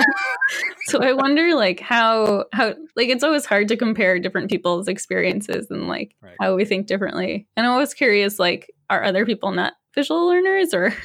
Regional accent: Massachusetts, United States; also born or lived in Austin, Texas; now in Rochester, United States; I grew up in Massachusetts, but I had spent five years in Austin, Texas

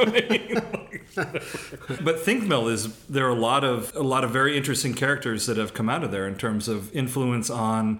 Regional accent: Connecticut, United States; moved away; where I grew up was in Connecticut

